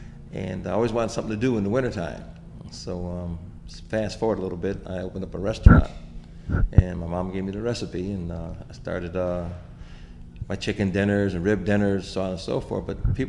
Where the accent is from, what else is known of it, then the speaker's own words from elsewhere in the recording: Rochester, United States; In Rochester.